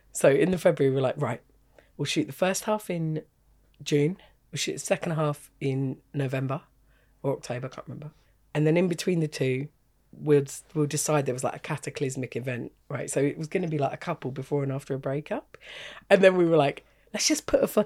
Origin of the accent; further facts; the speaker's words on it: England, United Kingdom; I know that because I'm English.